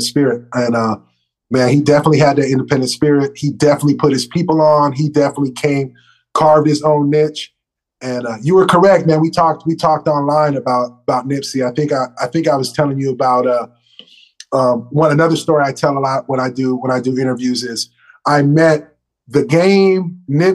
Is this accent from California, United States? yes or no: yes; Humboldt County, California, United States; I'm from Humboldt